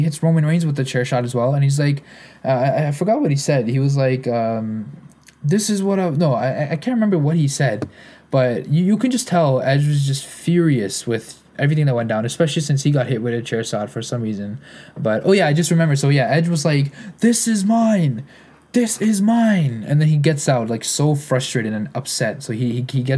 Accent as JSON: {"language": "English", "country": "Canada", "said": "I'm a Canadian"}